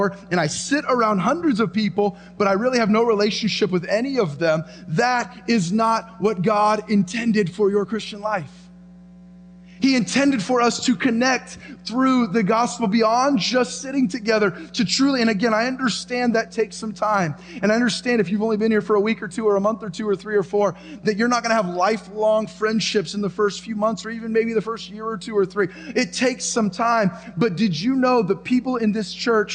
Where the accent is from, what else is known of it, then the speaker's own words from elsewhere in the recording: United States; I was born in America. I've lived in America